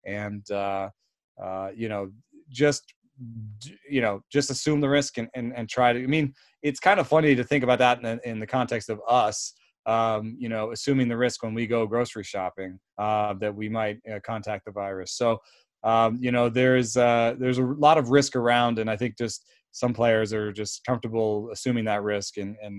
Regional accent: Germany; also born or lived in Jamaica; now in United States; my story is that I was born in Jamaica to German parents, lived in Germany, and came to America.

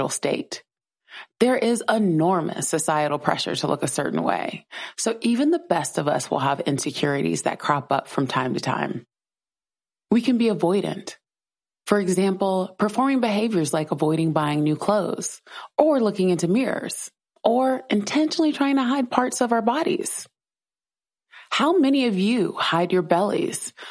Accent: South Carolina, United States; I grew up in South Carolina

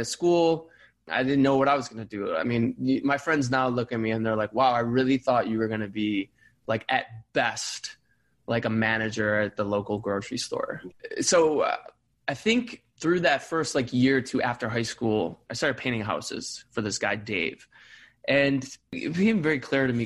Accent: Cleveland, Ohio, United States; I grew up in Cleveland, Ohio. Shout out Cleveland Heights

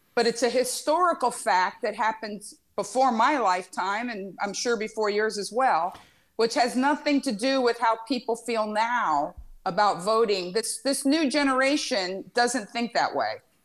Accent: Miami, Florida, United States; moved away; I grew up in Miami

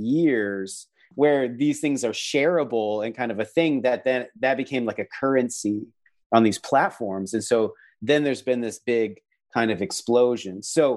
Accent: Mukilteo, Washington, United States; I grew up in outside of Seattle, Washington, along the Puget Sound in a little town called Mukilteo. And I'd hear ferry boats and see orca whales.

